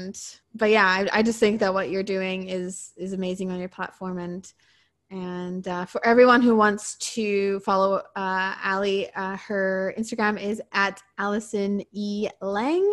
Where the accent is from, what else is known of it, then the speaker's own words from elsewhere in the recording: Edmonton, Alberta, Canada; I am from Edmonton, Alberta, and I am sitting right here, right now